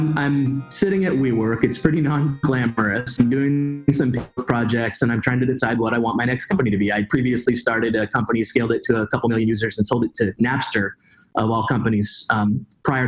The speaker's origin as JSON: {"language": "English", "region": "Pacific Northwest", "country": "United States", "tie": "born or raised there", "said": "I grew up in the Pacific Northwest"}